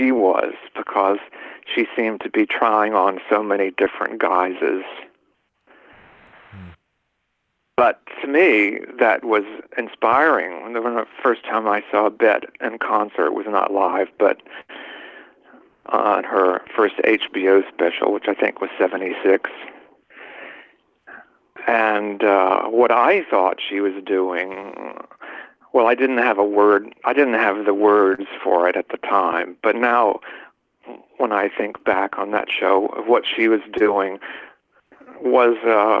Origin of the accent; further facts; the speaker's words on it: Mississippi, United States; I'm from Mississippi